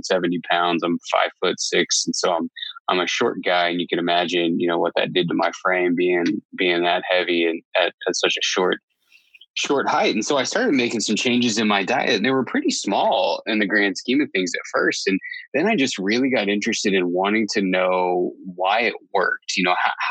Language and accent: English; southern Indiana, United States; moved away as an adult; now in Boise, United States; I grew up in the Midwest where it's completely flat in southern Indiana, and grew up as a young kid there